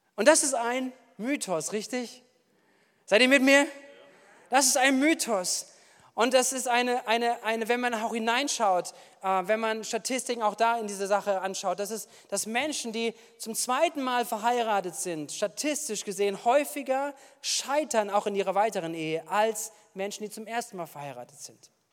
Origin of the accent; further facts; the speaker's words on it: Wuppertal, North Rhine-Westphalia, Germany; now in Bad Kreuznach, Germany; ich komme aus Wuppertal